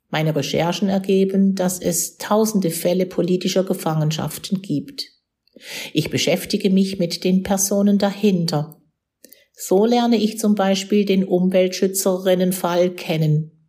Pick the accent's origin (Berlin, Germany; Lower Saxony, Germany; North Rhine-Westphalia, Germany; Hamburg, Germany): North Rhine-Westphalia, Germany; Cologne; Aber für mich, 5000 Kilometer entfernt in meiner Heimat Köln, war das eine andere Welt